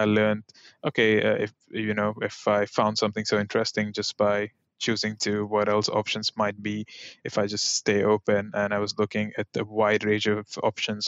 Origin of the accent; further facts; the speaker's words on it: India; moved away as an adult; also born or lived in Delft, Netherlands; now in Eindhoven, Netherlands; born and raised in India, uh, I moved to Netherlands at the age of, uh, twenty